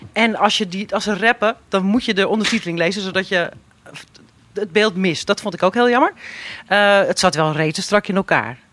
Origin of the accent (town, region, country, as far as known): Netherlands